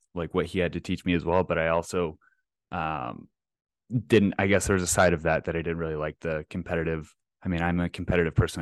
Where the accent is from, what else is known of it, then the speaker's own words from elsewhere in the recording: Plano, Texas, United States; now in Twin Cities, United States; grew up, I'm a Texas boy like yourself. Uh, grew up in North Dallas in, uh, Plano